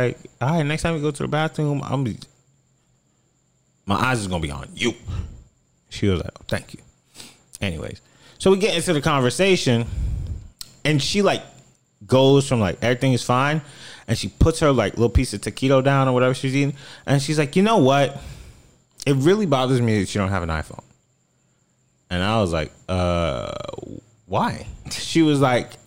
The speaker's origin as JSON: {"language": "English", "region": "South Florida", "country": "United States", "said": "I'm from South Florida"}